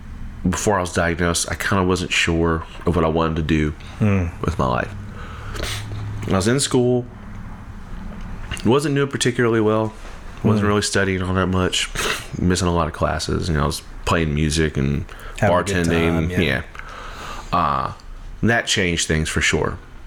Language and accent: English; Iowa, Louisiana, United States; I'm from Iowa, and he was the band director at Iowa High School and at the middle school whenever I was in elementary school.